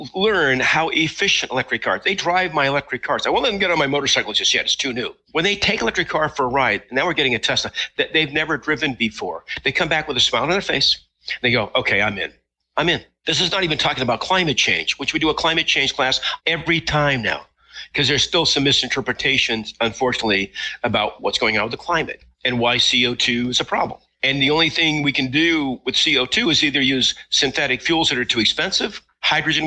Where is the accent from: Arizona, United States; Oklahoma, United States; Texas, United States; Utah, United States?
Utah, United States; I grew up in Utah, so I've been around Indian reservations a lot